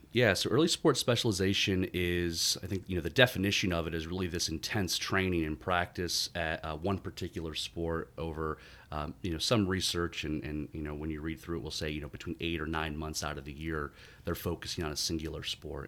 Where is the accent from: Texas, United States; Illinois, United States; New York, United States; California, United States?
New York, United States; Syracuse; moved away; also born or lived in Durham, North Carolina; growing up in, in upstate New York, I grew up born and raised in Syracuse